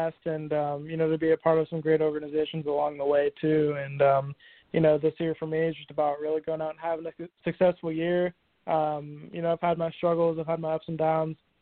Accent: Marietta, Georgia, United States; I grew up in Marietta, Georgia

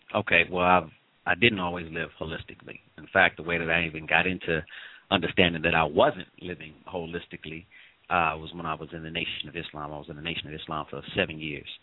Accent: St. Louis, Missouri, United States; moved away; St. Louis originally, St. Louis, Missouri.

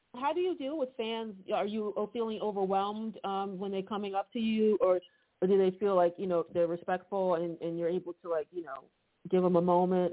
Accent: Philadelphia, Pennsylvania, United States; I'm from Philly

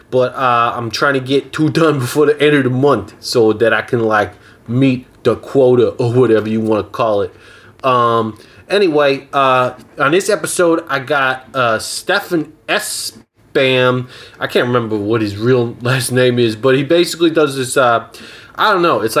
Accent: Austria; I'm from Austria originally, yeah.

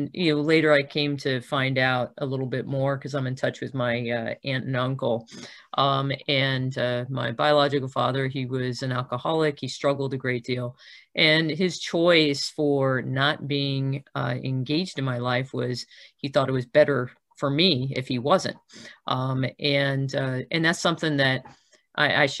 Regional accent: South Florida, United States; moved away as an adult; also born or lived in Nyack, New York / Milwaukee, Wisconsin; by the time I went to college, I was coming out of South Florida, where we had moved when I was nine

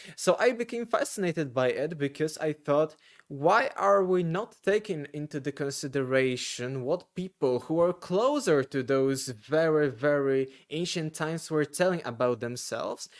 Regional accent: Poland; English is a second language; I am selling a lot of those books here in Poland, because I'm from Poland.

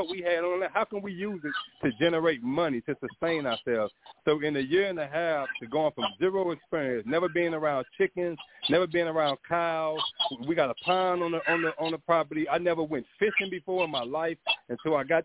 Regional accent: St. Louis, Missouri, United States; also born or lived in Phoenix, Arizona; now in Georgia, United States; I am originally from St. Louis

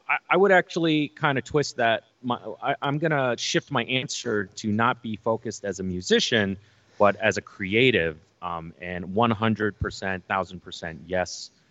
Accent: New York City, New York, United States; growing up in New York City as an Asian American

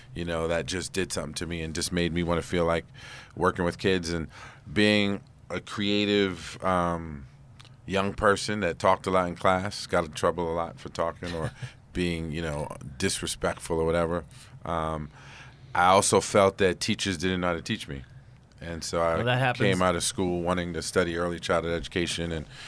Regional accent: New York City, New York, United States; I grew up in East Harlem

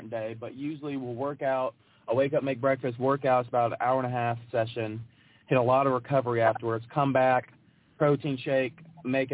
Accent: Memphis, Tennessee, United States; I enjoyed growing up in Memphis

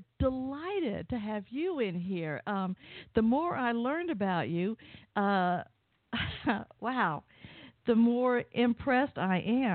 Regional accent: the southern part of the U.S., United States; accent: southern; just in case you can't tell from my accent, I am from the southern part of the U.S.

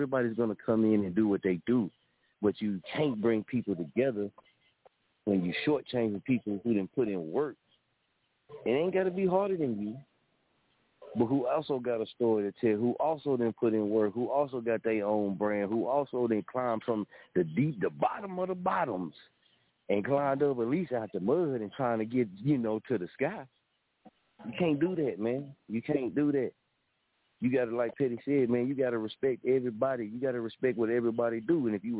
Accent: the South, United States; I'm from the South, man. We from the South.

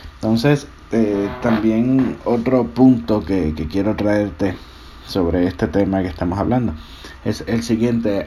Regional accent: Puerto Rico; now in Georgia, United States; mi isla Puerto Rico.

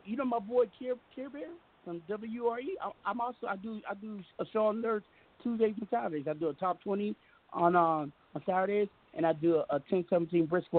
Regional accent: Seattle, Washington, United States; I'm from Seattle, man.

